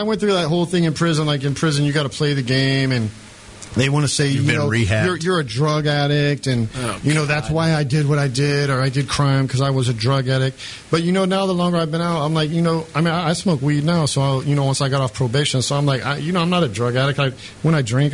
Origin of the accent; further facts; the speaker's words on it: United States; I'm American